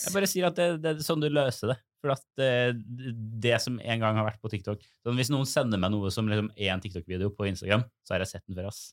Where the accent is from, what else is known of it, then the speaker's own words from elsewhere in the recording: Trondheim, Trøndelag, Norway; moved away; på mitt soverom hjemme i Trondheim